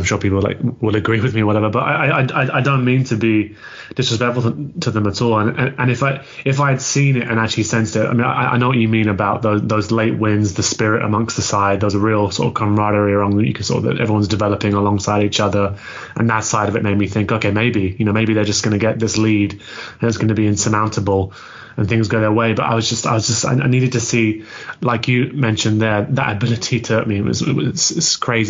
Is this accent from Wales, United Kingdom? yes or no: no; London, United Kingdom; I grew up in North London